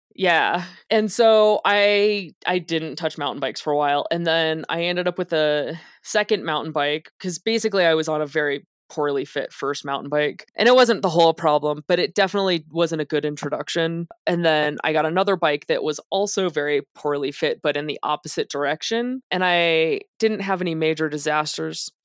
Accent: Las Vegas, Nevada, United States; moved away; also born or lived in Los Angeles; I grew up in Las Vegas.

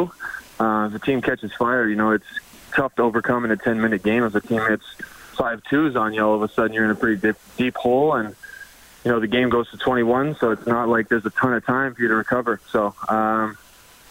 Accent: Edmonton, Alberta, Canada; my hometown.

